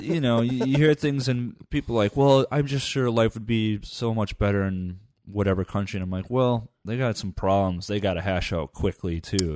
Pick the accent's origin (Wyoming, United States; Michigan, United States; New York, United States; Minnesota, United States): Michigan, United States; Upper; I grew up in Upper Michigan